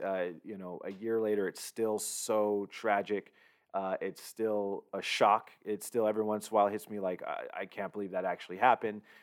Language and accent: English; Southern California, United States; growing up in Southern California